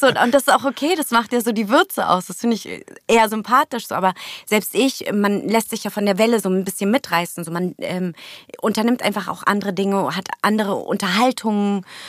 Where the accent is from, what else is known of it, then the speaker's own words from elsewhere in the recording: Berlin, Germany; German is a second language; geboren wurde ich in Steglitz, mhm. im jetzigen Benjamin Franklin. Damals war es äh, Klinikum Steglitz. Aber aufgewachsen die ersten Jahre in Neukölln.